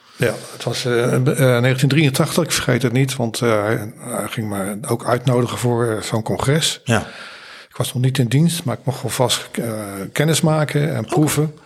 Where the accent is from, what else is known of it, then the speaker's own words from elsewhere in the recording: The Hague, South Holland, Netherlands; geboren in Zuidwest, Den Haag